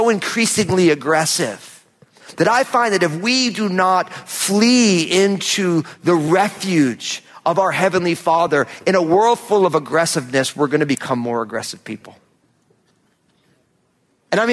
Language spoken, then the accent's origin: English; New Jersey, United States; moved away; we lived in my home state of New Jersey